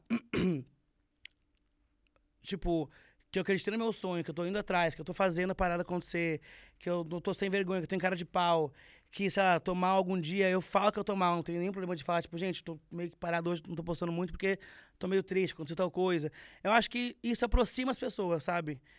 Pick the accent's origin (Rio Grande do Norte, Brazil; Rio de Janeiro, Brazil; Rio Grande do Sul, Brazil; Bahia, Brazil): Rio Grande do Sul, Brazil; moved away; eu sou gaúcho